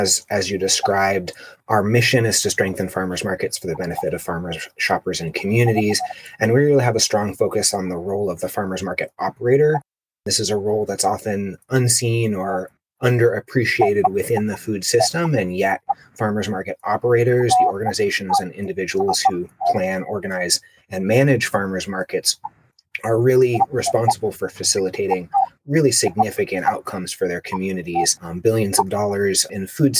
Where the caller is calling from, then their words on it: Albany, California, United States; I'm calling in from Leash Annalone territory, also known as Albany, California.